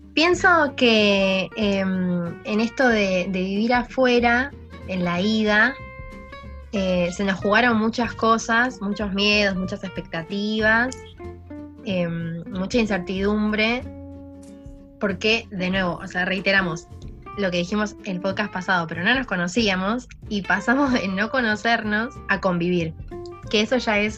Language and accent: Spanish; Argentina; now in Spain